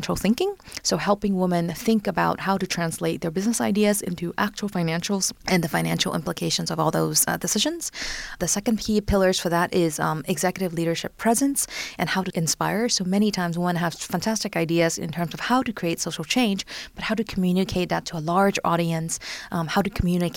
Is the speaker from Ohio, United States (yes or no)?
no; San Francisco Bay Area, California, United States; moved away as an adult; also born or lived in Hong Kong; now in Paris, France; I'm originally from Hong Kong and grew up in San Francisco Bay Area, and just recently, about a year and a half ago, moved to Paris.